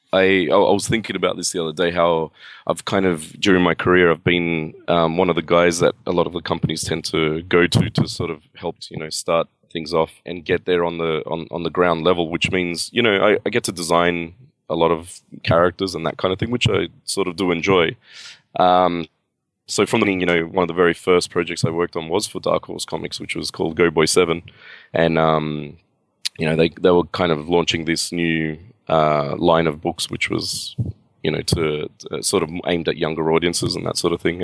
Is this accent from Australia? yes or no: yes; Australia; I am from Australia, you know, I was born and raised here and, and lived here my whole life.